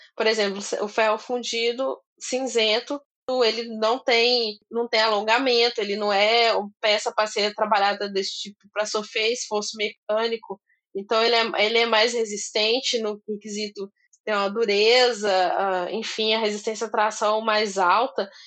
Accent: Minas Gerais, Brazil; Eu sou mineira

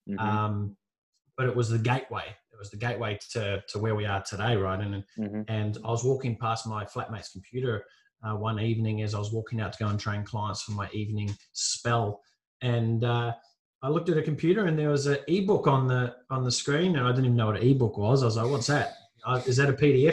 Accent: New Zealand; moved away as an adult; now in Gold Coast, Australia; I grew up in New Zealand, moved from New Zealand to the Gold Coast here in Australia

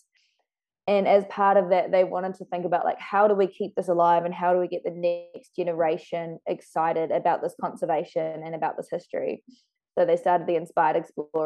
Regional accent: New Zealand; being a New Zealander

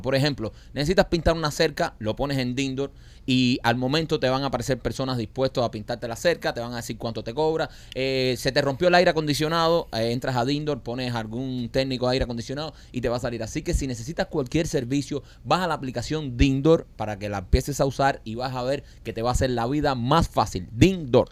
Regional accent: Cuba; now in United States; nosotros que vivimos en Cuba

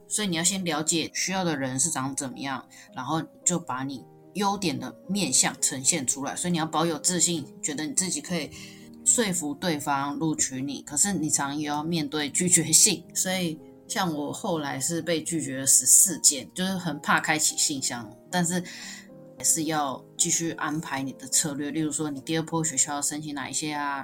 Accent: Kaohsiung, Taiwan; moved away as an adult; also born or lived in Tainan; now in Taipei, Taiwan; 我是一个高雄人，然后到台北工作，大学是读在台南的学校

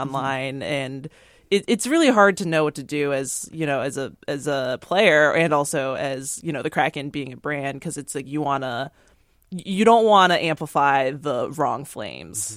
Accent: East Coast, United States; now in Seattle, United States; I'm from the East Coast

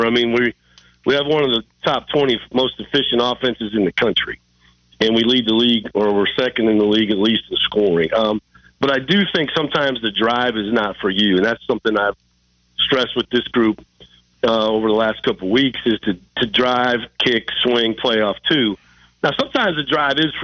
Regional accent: Iowa, United States; I'm from Iowa

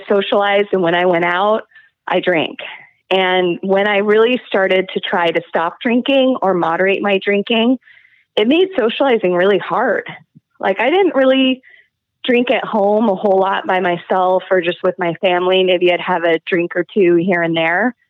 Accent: Moscow, Idaho, United States; growing up in Moscow and also with my family

